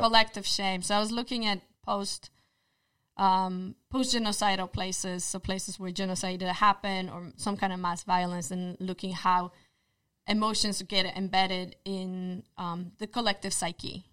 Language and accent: English; Poland; English is a second language; moved away; I was born in Poland, therefore my accent